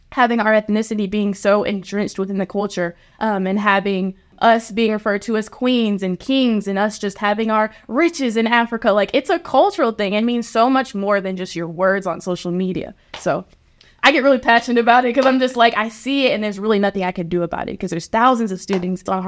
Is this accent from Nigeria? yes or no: no; Japan; I was raised in Japan for a good bit of my life, and I was able to see just how different cultures come together and celebrate each other.